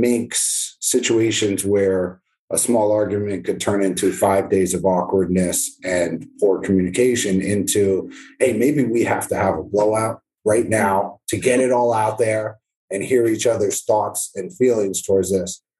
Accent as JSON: {"language": "English", "region": "New Jersey", "country": "United States", "moved": "as an adult", "lives_now": "Florida, United States", "said": "My kids are growing up in New Jersey"}